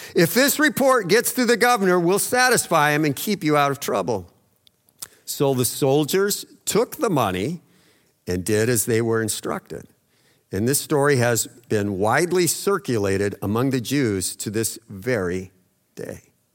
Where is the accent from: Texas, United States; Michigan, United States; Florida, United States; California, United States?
Texas, United States; El Paso; growing up in El Paso